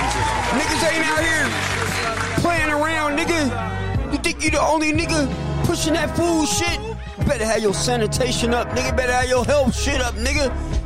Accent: the Bay Area, California, United States; moved away; I'm from the Bay. But, you know, I left for my own personal reasons, man.

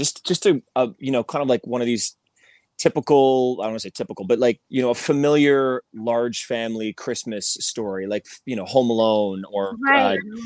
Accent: Montreal, Quebec, Canada; now in California, United States; my hometown of Montreal, Canada

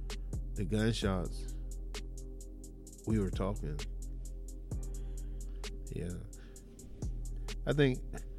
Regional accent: the South, United States; I was actually the person who was always fearful of guns simply because I'm from the South

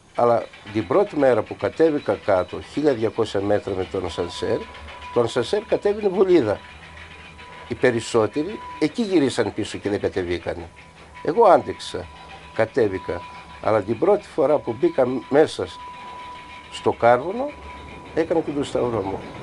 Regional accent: Palaiopoli, East Macedonia and Thrace, Greece; moved away as an adult; also born or lived in Belgium; τα παιδικά χρόνια μαζί με τους φίλους μου εδώ στην Παλιάπολη

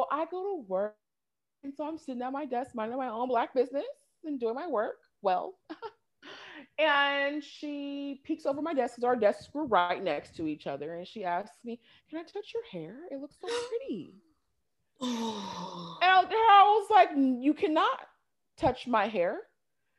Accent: Pacific Northwest, United States; moved away; growing up in the Pacific Northwest, racism is very watered down

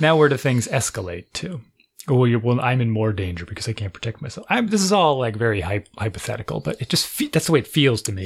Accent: United States; I'm an American

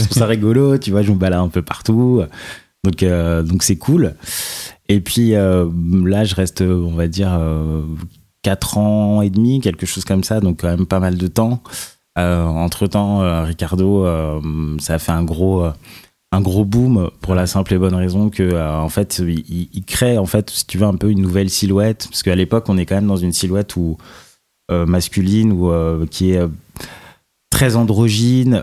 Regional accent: Nanterre, Île-de-France, France; j'ai grandi à Nanterre, donc en banlieue, pendant très longtemps

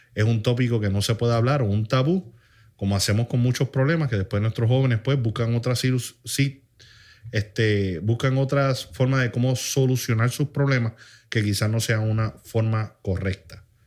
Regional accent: Puerto Rico; tú y yo pues, somos puertorriqueños

